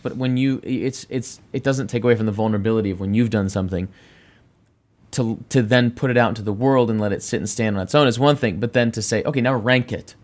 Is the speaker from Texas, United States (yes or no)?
yes; Dallas, Texas, United States; I grew up in Dallas, Texas